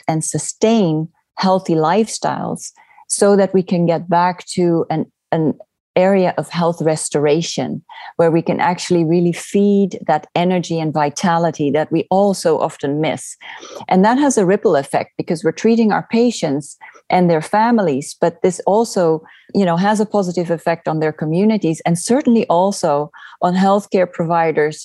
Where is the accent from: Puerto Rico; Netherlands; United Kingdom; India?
Netherlands; moved away as an adult; also born or lived in California; now in Oregon, United States; I'm originally from the Netherlands